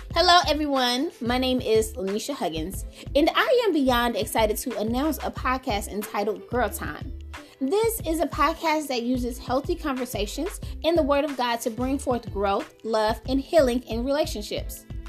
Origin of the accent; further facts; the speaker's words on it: Chicago, Illinois, United States; moved away as an adult; now in Muncie, United States; I was born and raised in Chicago, Illinois. I currently reside in Muncie, Indiana.